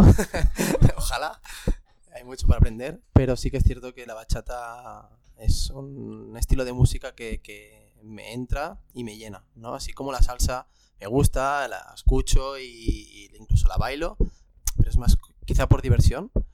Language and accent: Spanish; Barcelona, Catalonia, Spain; yo soy de aquí, de Barcelona